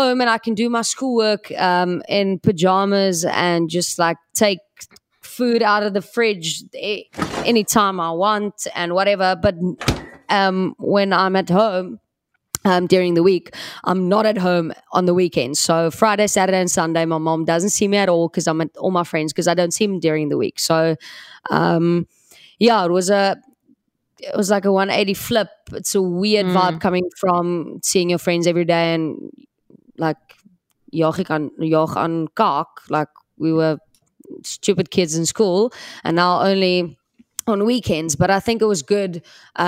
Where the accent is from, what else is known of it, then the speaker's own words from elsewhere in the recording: Cape Town, Western Cape, South Africa; I grew up in Cape Town. So I was in Bellville area